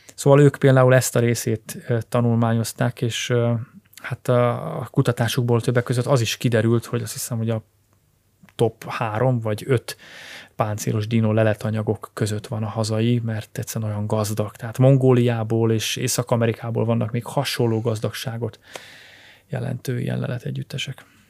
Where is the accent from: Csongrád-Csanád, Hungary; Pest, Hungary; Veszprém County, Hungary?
Veszprém County, Hungary; Ajka; a szülővárosomtól, Ajkától pár kilométer